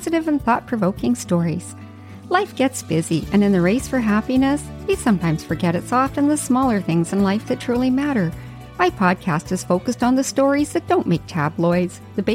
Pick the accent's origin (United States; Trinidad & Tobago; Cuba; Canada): Canada; Yukon; now in Comox Valley, Canada; I was born and raised in the Yukon Territory here in Canada. However, I now live in the beautiful Comox Valley.